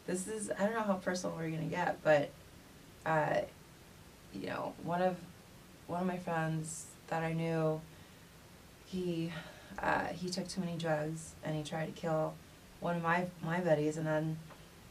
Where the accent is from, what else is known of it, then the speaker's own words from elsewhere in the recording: Orange County, Southern California, United States; I grew up in Southern California, specifically Orange County